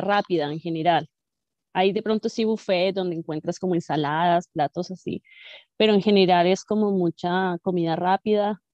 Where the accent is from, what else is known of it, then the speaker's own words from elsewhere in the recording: Bogotá, Colombia; now in Canada; Todos los rolos, los rolos, la gente que somos de Bogotá